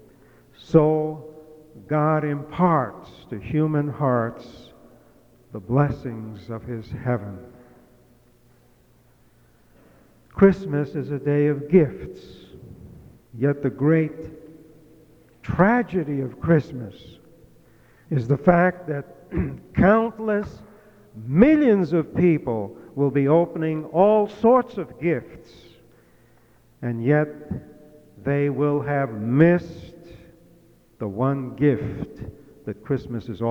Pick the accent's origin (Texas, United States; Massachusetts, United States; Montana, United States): Massachusetts, United States; moved away; in my home state of Massachusetts, well, it used to be my home